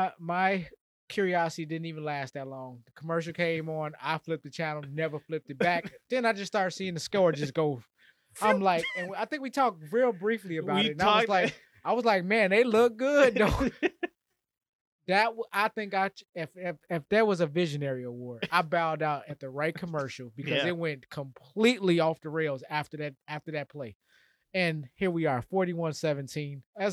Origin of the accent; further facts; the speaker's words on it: Arizona, United States; But I'm from Arizona.